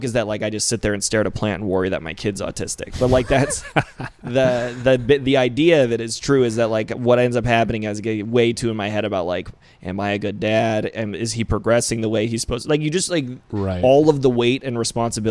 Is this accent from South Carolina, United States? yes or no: no; Rhode Island, United States; moved away; also born or lived in Phoenix; I grew up in Rhode Island